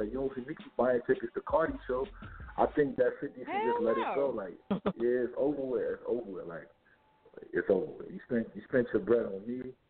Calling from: New York City, New York, United States; I'm calling from Brooklyn.

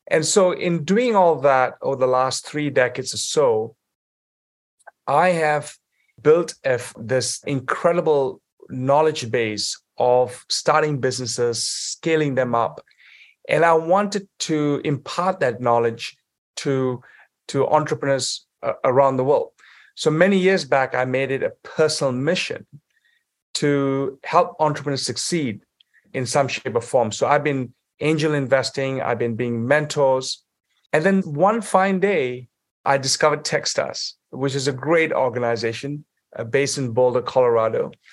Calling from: Saudi Arabia; I'm actually calling in from Saudi Arabia at the moment.

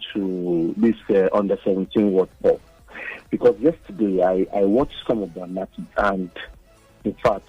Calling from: Lagos, Nigeria; I'm calling from Ojota.

